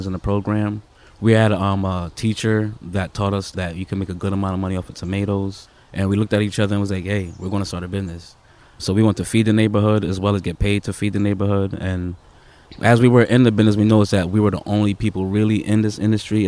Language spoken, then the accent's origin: English; Jamaica; now in Connecticut, United States; I grew up in Jamaica